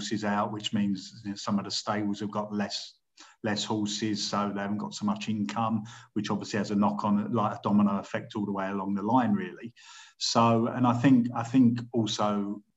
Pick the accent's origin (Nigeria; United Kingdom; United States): United Kingdom; London; I was brought up in Southwest London, quite close to Epsom